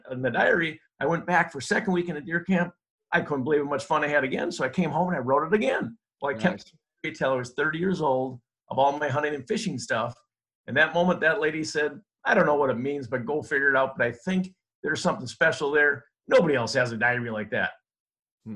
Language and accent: English; Minnesota, United States; I grew up in Minnesota. I'm a Minnesota guy, born and raised